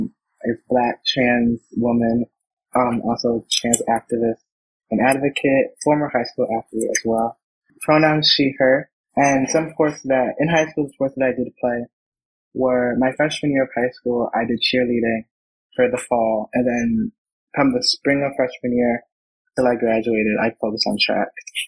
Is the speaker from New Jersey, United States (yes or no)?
no; Atlanta, Georgia, United States; born there; also born or lived in Connecticut; So I was born in Georgia, Atlanta, and then I kind of moved around a little bit. And then my family and I kind of settled in Connecticut.